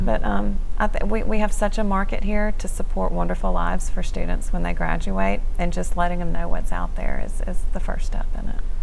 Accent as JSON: {"language": "English", "town": "Shreveport", "region": "Louisiana", "country": "United States", "tie": "born or raised there", "said": "I, am from the area, grew up in Shreveport"}